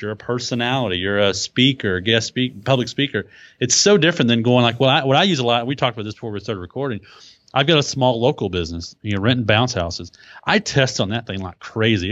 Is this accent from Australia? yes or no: no; Texas, United States; accent: Texas; my Texas accent